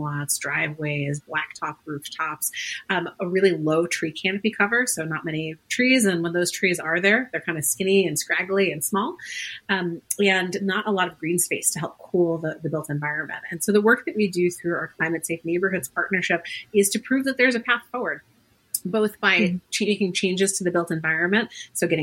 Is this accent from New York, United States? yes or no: yes; New York City, New York, United States; moved away as an adult; now in Boston, United States; I grew up in a really fantastic neighborhood. I'm originally from Queens, New York